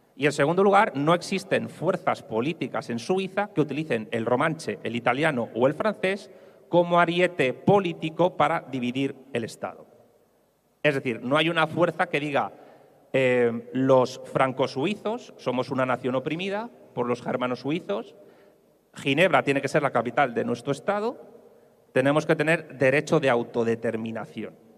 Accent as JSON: {"language": "Spanish", "town": "Madrid", "region": "Community of Madrid", "country": "Spain", "said": "yo como madrileño"}